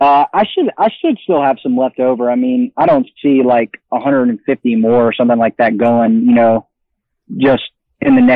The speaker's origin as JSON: {"language": "English", "region": "Florida", "country": "United States", "said": "I'm from Florida"}